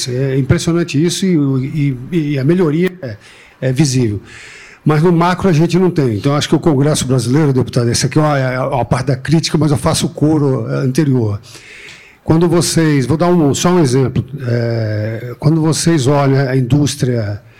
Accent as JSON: {"language": "Portuguese", "country": "Brazil", "said": "Eu sou brasileiro, mas trabalho para uma, uma multinacional europeia."}